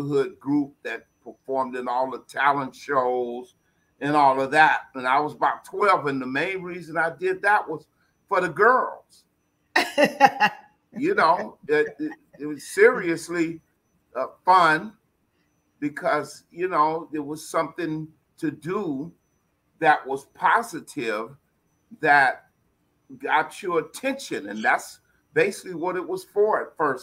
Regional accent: San Francisco, California, United States; I'm from San Francisco, born and raised there, lived in Hunters Point

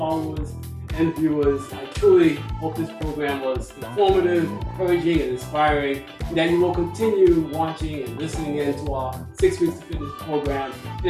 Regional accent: New York City, New York, United States; New York, my hometown.

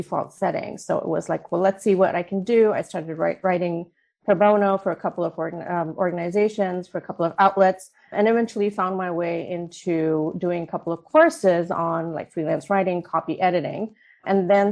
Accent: India; moved away as an adult; also born or lived in Oman; now in United States; I was born and raised in India for the most part, was raised in Oman for my formative years, and then moved back to India for high school and education

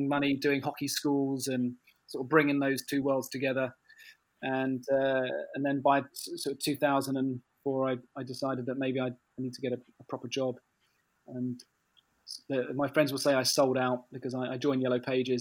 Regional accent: Tunbridge Wells, South East England, United Kingdom; I'm from Tunbridge Wells

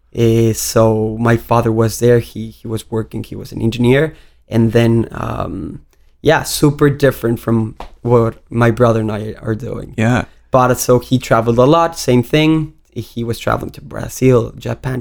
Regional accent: Cancun, Quintana Roo, Mexico; also born or lived in Mexico City; I was born in Mexico City, and uh, then uh, when I was ten, my mother moved to Cancun.

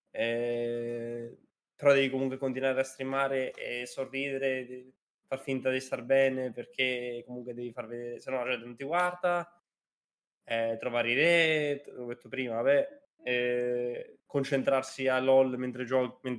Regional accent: Spain; Italian is a second language; l'anno scorso, per io sono di Spagna

